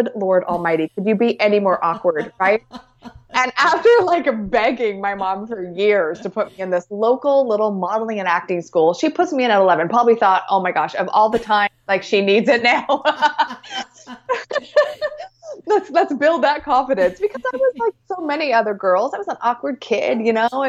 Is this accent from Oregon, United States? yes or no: yes; Portland, Oregon, United States; moved away; growing up in Portland